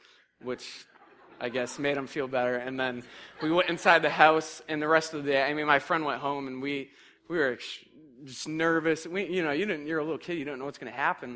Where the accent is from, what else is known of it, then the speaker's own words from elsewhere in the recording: Massachusetts, United States; I'm from Massachusetts